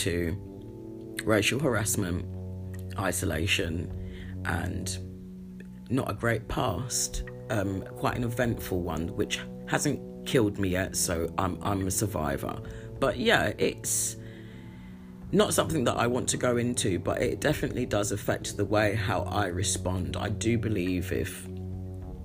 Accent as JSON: {"language": "English", "country": "United Kingdom", "said": "I'm very British"}